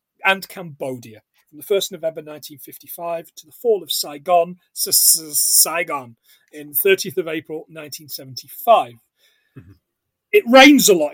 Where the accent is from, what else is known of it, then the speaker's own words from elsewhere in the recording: Scotland, United Kingdom; We are a Scottish podcast